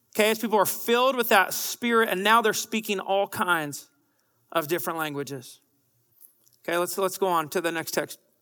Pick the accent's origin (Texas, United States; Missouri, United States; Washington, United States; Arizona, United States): Washington, United States; Bellingham; I'm from Bellingham, Washington